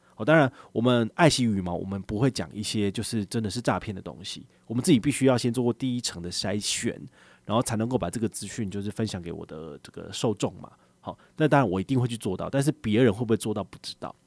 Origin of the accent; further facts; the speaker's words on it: Taiwan; 我们台湾人